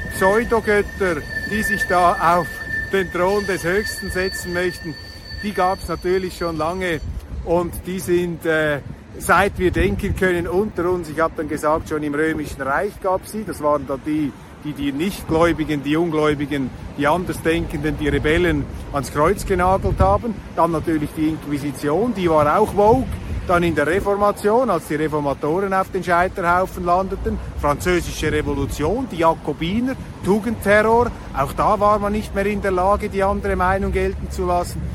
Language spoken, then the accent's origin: German; Switzerland; als Schweizer